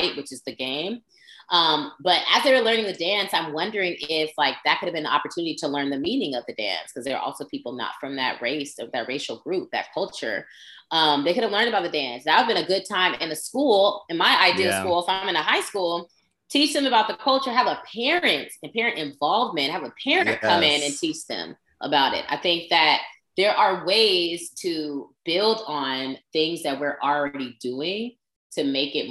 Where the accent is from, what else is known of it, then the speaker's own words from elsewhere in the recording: West Coast, United States; where we're from, and we're from the West Coast